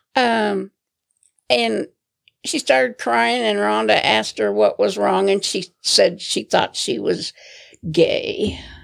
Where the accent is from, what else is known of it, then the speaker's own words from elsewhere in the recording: Alliance, Nebraska, United States; moved away; also born or lived in Denver; I grew up in Alliance, Nebraska, the cattle capital of Nebraska.